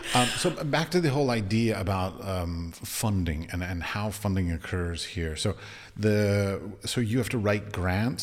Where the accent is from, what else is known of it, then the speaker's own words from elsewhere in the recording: United States; moved away; I'm from America